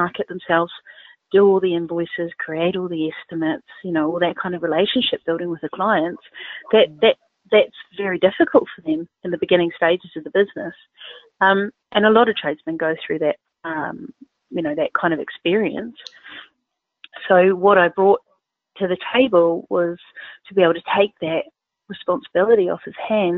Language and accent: English; New Zealand; accent: Southern Hemisphere; moved away as an adult; now in United Kingdom; I'm originally from New Zealand, and I've been in the United Kingdom for 15 years.